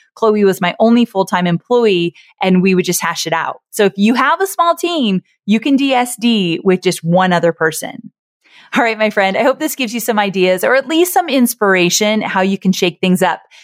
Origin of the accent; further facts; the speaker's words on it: Orange County, California, United States; I was born and raised in Orange County, California